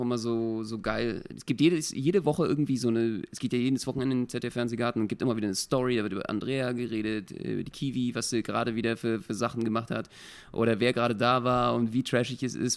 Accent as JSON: {"language": "German", "region": "Berlin", "country": "Germany", "said": "als Berliner"}